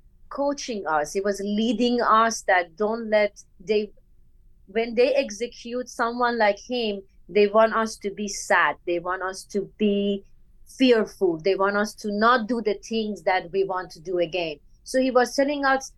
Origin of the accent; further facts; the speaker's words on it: Bandar Mahshahr, Khuzestan, Iran; English is a second language; moved away as an adult; also born or lived in India / Kuala Lumpur, Malaysia; now in Los Angeles, United States; I am born and brought up in Bandar Mashhad, Khuzestan. I am Bandari.